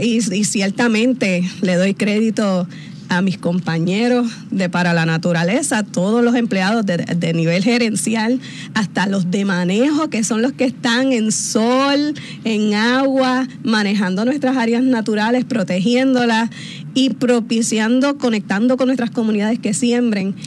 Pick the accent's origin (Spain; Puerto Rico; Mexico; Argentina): Puerto Rico; Carolina; Yo soy metropolitana, con mucho orgullo soy de Carolina, pero trabajo aquí en San Juan